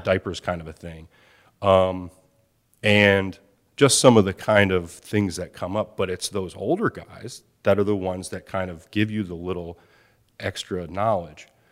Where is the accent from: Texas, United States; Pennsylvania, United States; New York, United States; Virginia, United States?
Pennsylvania, United States; outside of Philadelphia; I'm growing up outside of Philadelphia